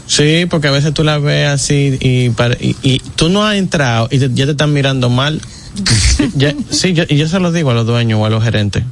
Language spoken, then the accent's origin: Spanish; Dominican Republic; aquí somos dominicanos